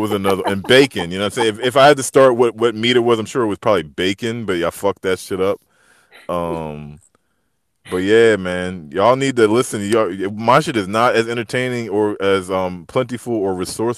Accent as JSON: {"language": "English", "region": "Maryland", "country": "United States", "tie": "born or raised there", "also_born_or_lived": "Atlanta, Georgia", "said": "I'm from Maryland. I was born in Atlanta, and I grew up out here in the DMV"}